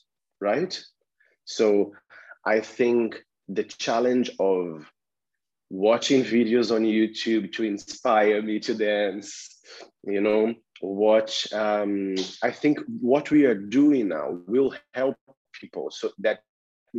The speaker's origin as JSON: {"language": "English", "country": "Brazil", "moved": "yes", "lives_now": "London, United Kingdom", "said": "I'm originally from Brazil"}